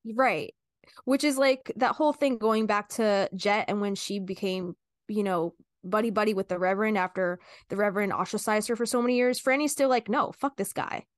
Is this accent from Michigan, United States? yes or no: no; New Jersey, United States; we're from New Jersey